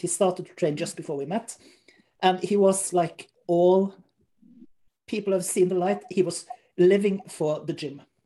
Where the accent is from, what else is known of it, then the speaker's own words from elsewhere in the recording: Norway; we in Norway